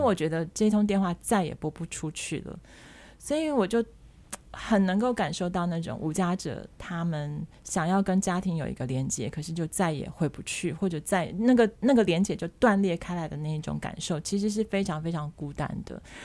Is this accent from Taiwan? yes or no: yes; Taiwan; 因为我自己是从小在眷村长大的